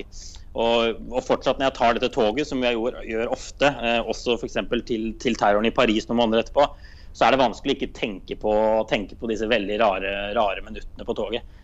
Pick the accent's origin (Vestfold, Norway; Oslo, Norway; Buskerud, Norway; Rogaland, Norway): Buskerud, Norway; Drammen; moved away as an adult; now in Brussels, Belgium; for meg som er fra Drammen